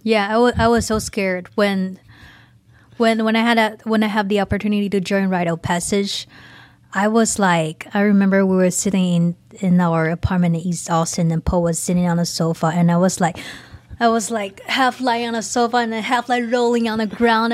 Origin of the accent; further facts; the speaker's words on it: Taiwan; now in United States; I'm not even an immigrant. I'm just, like, a half-ass immigrant, like, in between immigrant and a Taiwanese.